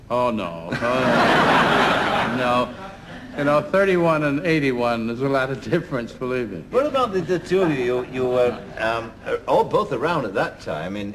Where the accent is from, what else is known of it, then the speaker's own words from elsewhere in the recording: Ireland; I'm an Irish show-off.